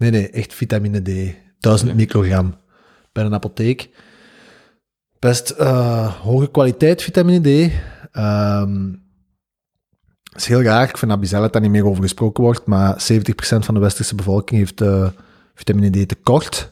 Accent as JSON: {"language": "Dutch", "area": "the Campine", "region": "Kempen", "country": "Belgium", "said": "bij ons in de Kempen"}